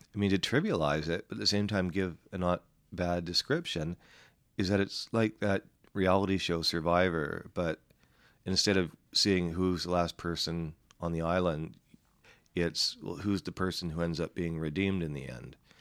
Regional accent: Vancouver, British Columbia, Canada; I'm from Vancouver

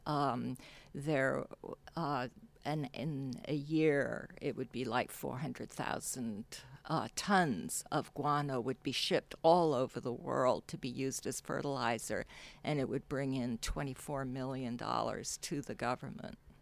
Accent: Hong Kong; moved away as an adult; also born or lived in San Francisco, United States; now in United States; So I actually grew up in Hong Kong, uh, with her family in, and I didn't come to America until I started college.

